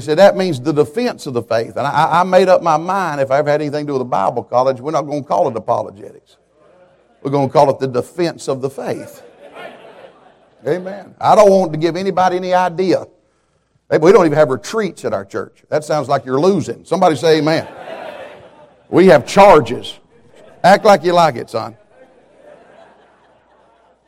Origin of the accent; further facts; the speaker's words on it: Atlanta, Georgia, United States; I was born around Atlanta, Georgia